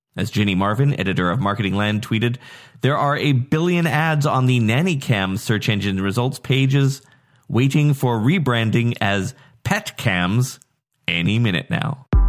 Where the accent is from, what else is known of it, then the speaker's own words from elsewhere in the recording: Nanaimo, British Columbia, Canada; my hometown of Nanaimo, Canada